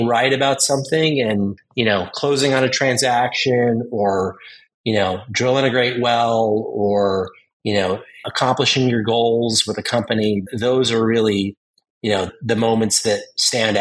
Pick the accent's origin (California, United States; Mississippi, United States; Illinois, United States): California, United States; Southern; Growing up in Southern California